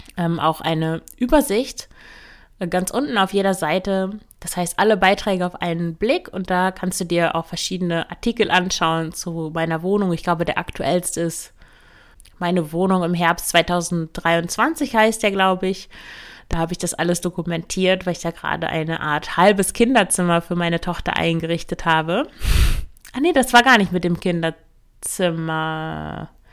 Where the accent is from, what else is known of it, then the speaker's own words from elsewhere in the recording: Emsland, Lower Saxony, Germany; moved away as an adult; also born or lived in Leipzig; ich komme aus dem Emsland, das ist der Landkreis Unterostfriesland an der niederländischen Grenze